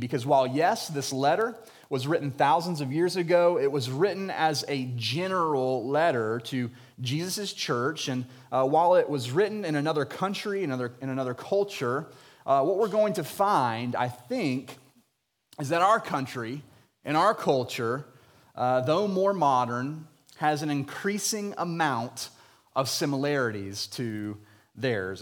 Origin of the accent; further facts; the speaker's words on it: Jacksonville, Florida, United States; I was born and raised in Jacksonville, Florida